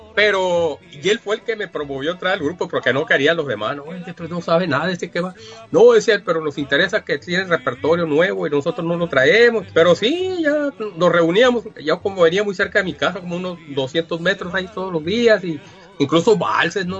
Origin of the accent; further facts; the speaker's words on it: Yécora, Sonora, Mexico; yo soy del municipio de Yecora, Sonora